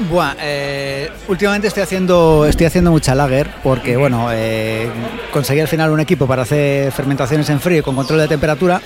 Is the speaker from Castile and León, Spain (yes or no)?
yes; Valladolid, Castile and León, Spain; Soy de Valladolid